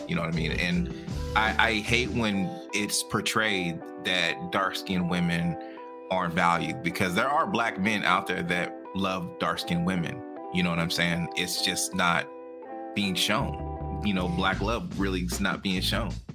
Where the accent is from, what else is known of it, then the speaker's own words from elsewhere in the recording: United States; I am Black American, meaning my family was here my grandfathers and whatever fought in every single war